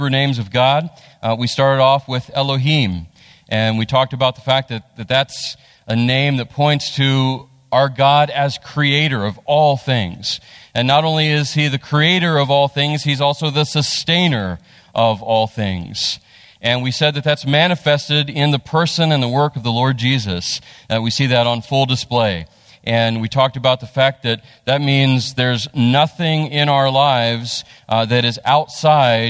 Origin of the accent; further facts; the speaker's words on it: West Virginia, United States; moved away; I'm from West Virginia